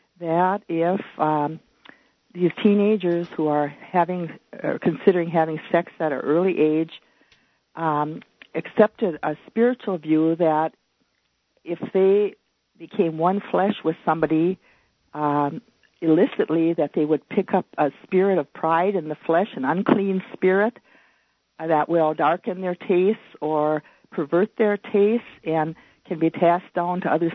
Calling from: Virginia, Minnesota, United States; From Virginia, Minnesota.

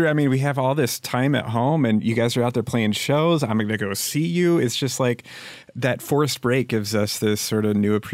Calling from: California, United States; hey Ben, I was going to say I'm calling you from Humboldt County.

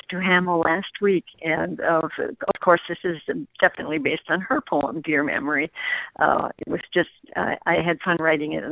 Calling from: Walnut Creek, California, United States; Uh, Walnut Creek, California.

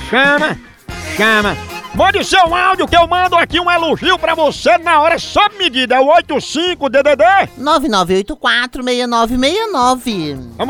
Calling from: Boa Vista, Roraima, Brazil; eu sou de Boa Vista, Roraima.

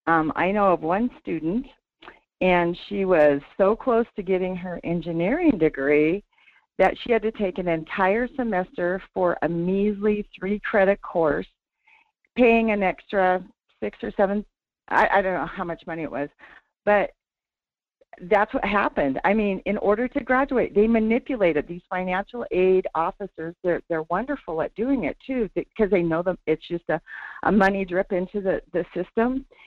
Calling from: Sterling, Alaska, United States; This is … from Sterling.

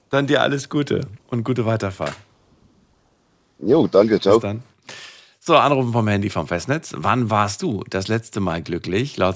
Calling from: Karlsruhe, Baden-Württemberg, Germany; Ich bin aus Karlsruhe.

